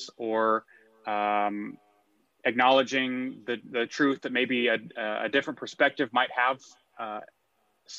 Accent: McKinney, Texas, United States; also born or lived in New York; So I am a native Texan. I grew up in McKinney, Texas.

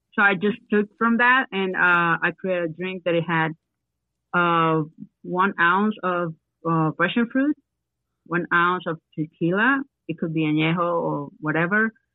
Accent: Venezuela; English is a second language; moved away as an adult; also born or lived in Guayaquil, Ecuador / Lima, Peru / Miami, United States; now in Ecuador; I'm from Venezuela.

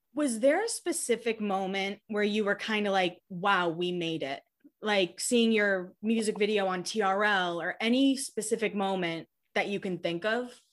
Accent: Hanover, Massachusetts, United States; I'm from Massachusetts. I actually grew up a few towns over from Rich

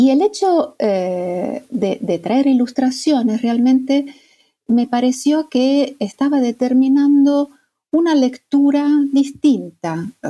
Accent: Italy; Spanish is a second language; bueno, yo soy mm, italiana

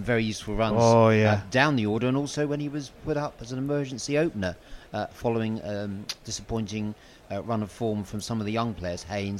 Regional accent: Brighton, South East England, United Kingdom; moved away as an adult; now in London, United Kingdom; being a Brighton-born, born and raised.

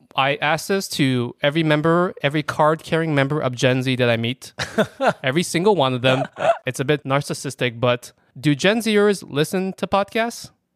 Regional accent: New York, United States; we're ignorant New Yorkers

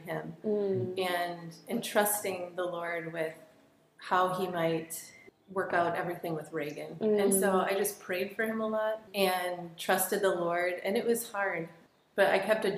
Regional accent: Wisconsin, United States; moved away as an adult; now in South Africa; I grew up in Wisconsin

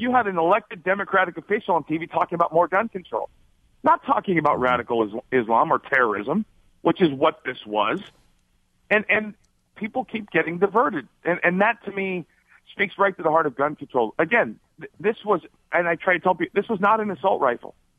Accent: Arizona, United States; also born or lived in Alaska; I grew up in Arizona, another very uh, uh, conservative state

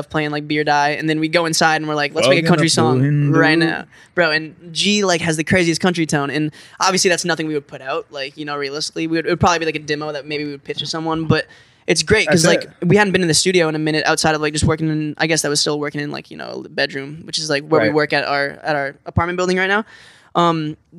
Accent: Omaha, Nebraska, United States; now in Los Angeles, United States; We're all from Omaha

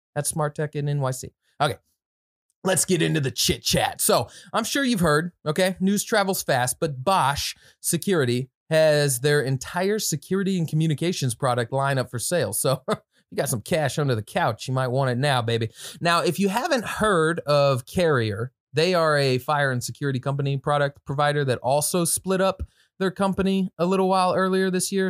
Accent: Midwest, United States; you can tell I'm from the Midwest.

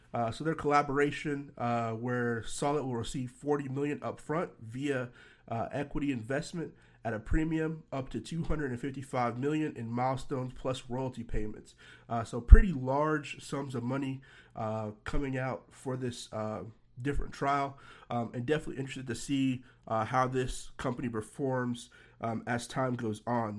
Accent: Nashville, Tennessee, United States; moved away; my hometown, uh, Nashville, Tennessee

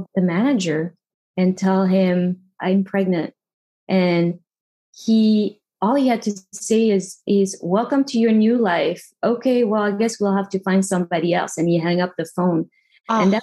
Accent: Paris, Île-de-France, France; moved away; growing up in Paris was great. Until I moved out of Paris

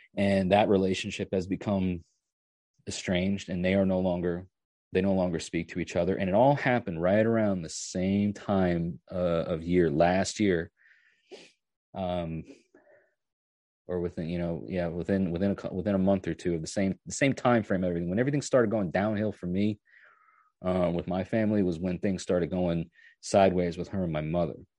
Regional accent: New York, United States; moved away as an adult; now in Tennessee, United States; I used to work on a farm three, four, three or four days a week, um, when I was about ten or eleven years old, all the way up until I was like twenty-one or so when I moved from New York to, to, to Tennessee

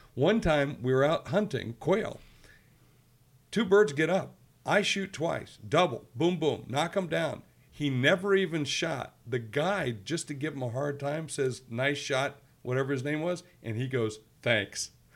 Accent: Georgia, United States; moved away; where I grew up down in Georgia

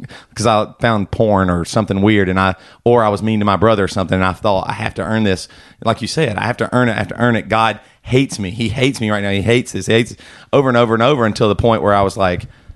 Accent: South Carolina, United States; we're from the South, South Carolina

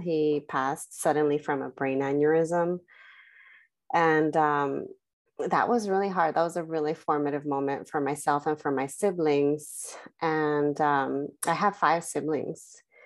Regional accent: Los Angeles, California, United States; I was, uh, born and raised in Southern California in the San Fernando Valley. in the Selmar, uh, San Fernando Pacoima area

